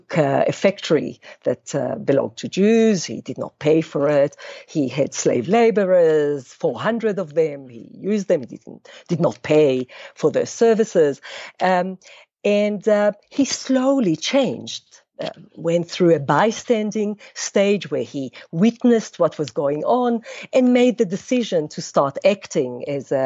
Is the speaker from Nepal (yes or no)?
no; Israel; moved away as an adult; now in South Africa; I was born in Israel. Both my parents are from Poland, but they, after the war, immigrated to Israel in the 50s, and I was born there.